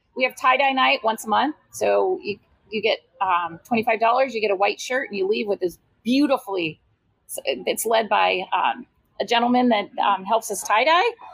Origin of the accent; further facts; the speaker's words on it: Iowa, United States; moved away as an adult; also born or lived in California; now in Tempe, United States; my roots, I'm from Iowa